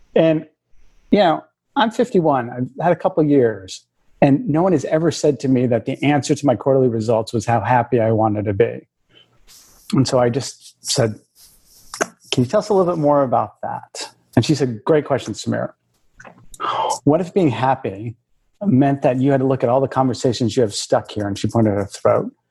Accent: Bay Area of California, United States; I grew up in the in the Bay Area of California. I'm first generation.

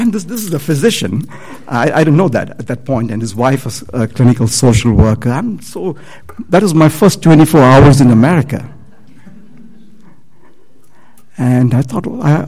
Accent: India; moved away as an adult; I'm from India.

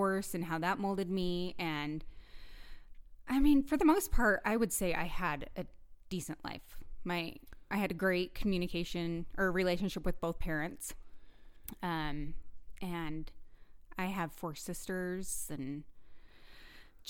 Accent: Price, Utah, United States; in Price, Utah

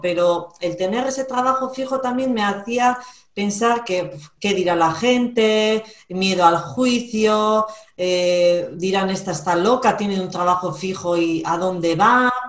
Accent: Basque Country, Spain; soy vasca, vivo en Vizcaya

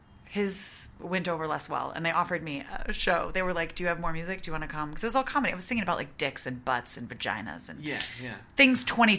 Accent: Wisconsin, United States; moved away as an adult; now in New York, United States; I moved to New York in 2002, right out of college. Mm-hmm. I am from Wisconsin. I moved a lot growing up, but we landed in Wisconsin and I went to college there.

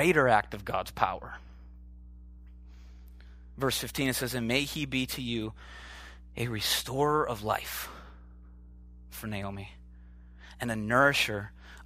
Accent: Oshkosh, Wisconsin, United States; moved away; I'm from the Midwest, just, you know, Oshkosh, Wisconsin

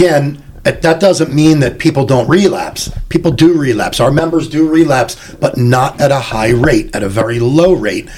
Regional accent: Philadelphia, Pennsylvania, United States; I started paying union dues 43 years ago when I was 16, in growing up in Philadelphia

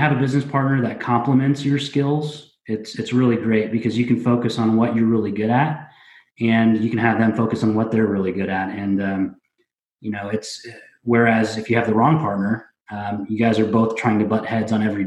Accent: Indianapolis, Indiana, United States; I grew up here in Indianapolis

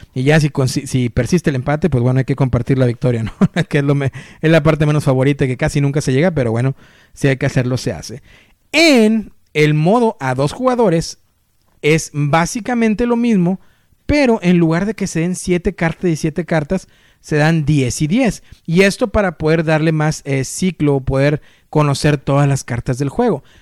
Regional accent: Mexico; como yo, mexicanos

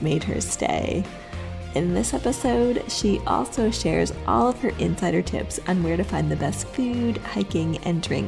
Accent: United States; growing up in America

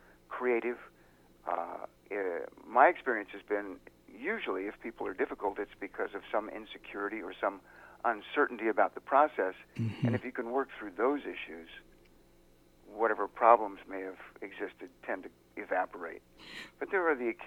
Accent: San Diego, California, United States; also born or lived in Los Angeles; I grew up in San Diego

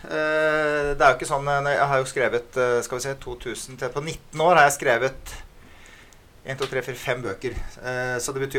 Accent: Askim, Østfold, Norway; moved away as an adult; Men jeg flyttet fra Askim da jeg var 19 år.

